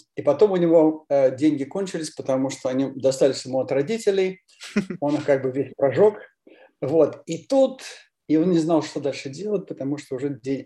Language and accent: Russian; Moscow, Russia; я родился в Москве, потом учился в английской школе номер 39